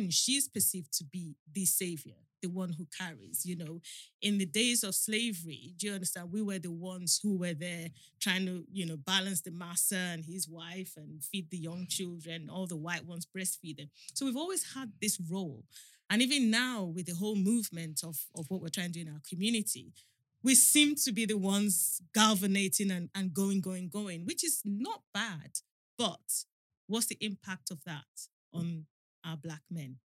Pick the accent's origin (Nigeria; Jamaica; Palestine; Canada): Nigeria; also born or lived in England; now in United Kingdom; I was born in England, but I was raised in Nigeria.